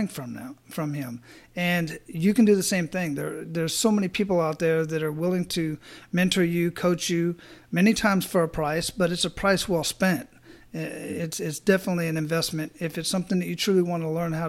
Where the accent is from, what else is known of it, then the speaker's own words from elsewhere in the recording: Phoenix, Arizona, United States; moved away as an adult; also born or lived in Hawaii; now in Tampa, United States; I grew up in Phoenix, Arizona